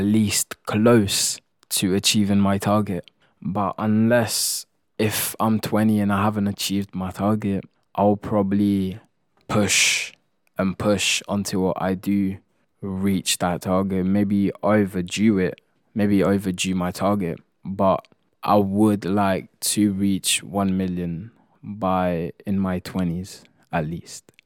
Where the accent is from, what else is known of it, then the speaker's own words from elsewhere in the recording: Italy; moved away; I come from Italy and that's what we do, we just like to cook